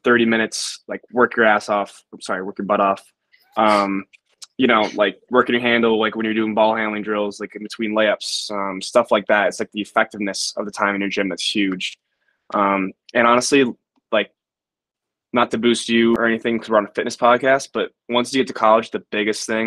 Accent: Rochester, New York, United States; I'm a senior from Rochester, New York. I went to Pittsburgh High School.

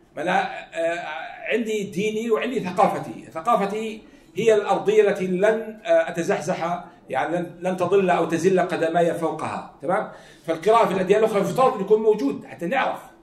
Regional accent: Jordan; احنا عندنا في الاردن

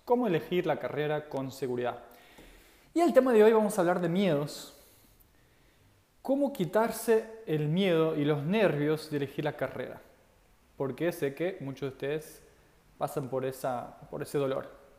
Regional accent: Portugal; now in Argentina; Yo soy de Portugal y vivo en Argentina

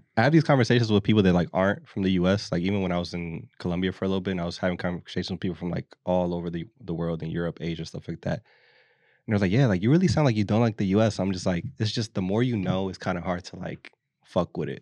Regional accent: Philadelphia, Pennsylvania, United States; We're from the city. We're from the East Coast. We're from Philly

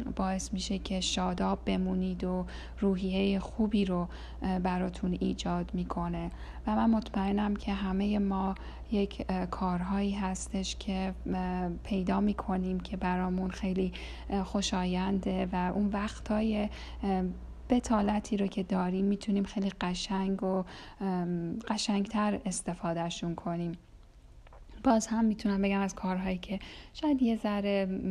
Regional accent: Iran; moved away; تو این سالهایی که از ایران مهاجرت کردم

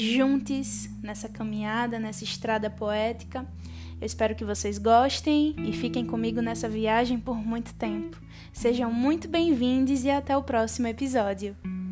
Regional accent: Alagoas, Brazil; sou nordestina, alagoana

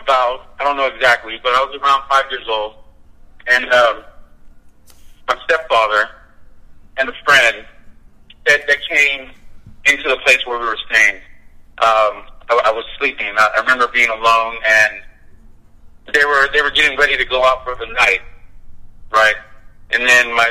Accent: San Jose, California, United States; I'm from California, born and raised in San Jose

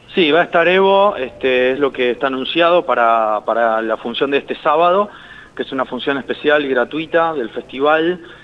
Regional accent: Argentina; nosotros somos argentinos

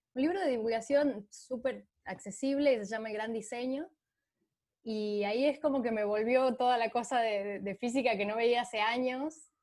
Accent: San Miguel de Tucumán, Tucumán, Argentina; nací en Tucumán, en, la, en, la, capital de Tucumán

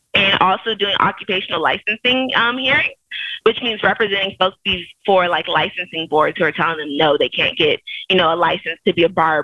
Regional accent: Chicago, Illinois, United States; I'm from Chicago, best place in the Midwest and the whole wide world, honestly. From the west side of Chicago

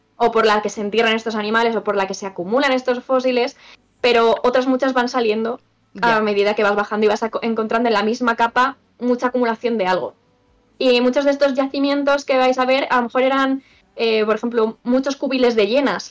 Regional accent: Extremadura, Spain; En Extremadura, Secarral, mi pueblo está allí

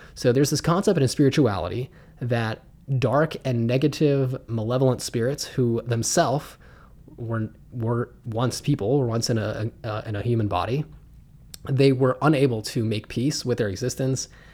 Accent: Pittsburgh, Pennsylvania, United States; I was raised in Pittsburgh, Pennsylvania.

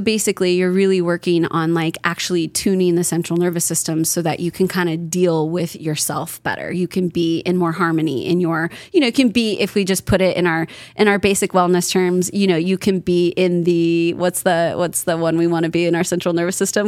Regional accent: Kelseyville, California, United States; moved away; I was raised in Northern California

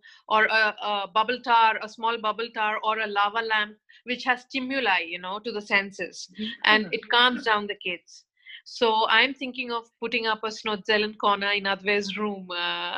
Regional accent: India; moved away as an adult; also born or lived in Mumbai; I come from India, born and brought up there

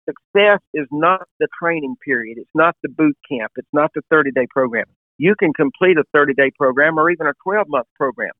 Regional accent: Alabama, United States; moved away as an adult; I moved back to another state, to Alabama, was pastoring a church in my hometown

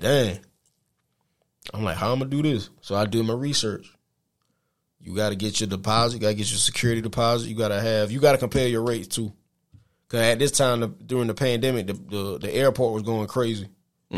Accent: South Carolina, United States; moved away as an adult; also born or lived in Middle Georgia; now in Georgia, United States; I'm from South Carolina. I came to Middle Georgia.

